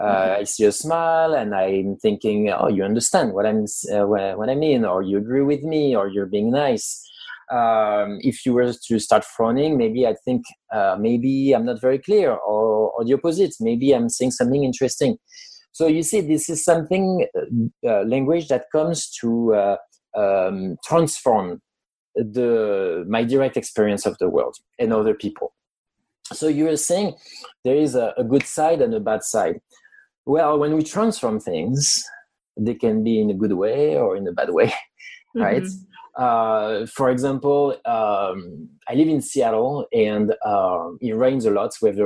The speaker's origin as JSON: {"language": "English", "country": "France", "accent": "French", "second_language": "English", "moved": "as an adult", "lives_now": "United States", "said": "I'm French. I was born in France. I've lived in the US for almost 10 years now. I know my English is good enough to answer an interview and to be understood. I've had nice comments about my accent."}